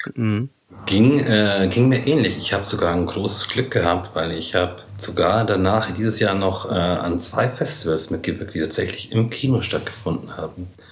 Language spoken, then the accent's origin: German; Munich, Bavaria, Germany; Bei uns in München gibt es die Kammerspiele